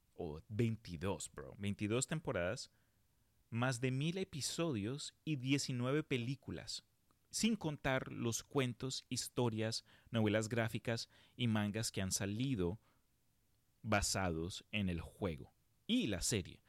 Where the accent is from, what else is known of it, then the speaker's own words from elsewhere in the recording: Colombia; now in United States; cuando yo emigré de Colombia a los Estados Unidos